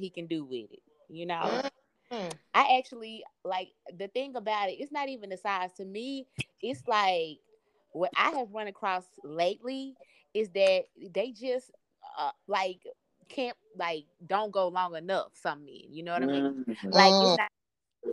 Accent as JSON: {"language": "English", "town": "Memphis", "region": "Tennessee", "country": "United States", "said": "I'm from Memphis."}